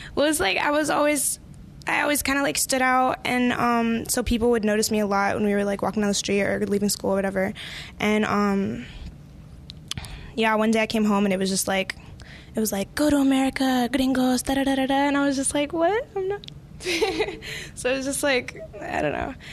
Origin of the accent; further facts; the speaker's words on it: Virginia, United States; also born or lived in Colombia; I'm actually from Virginia and Colombia, but I'm like right outside of D.C., like five minutes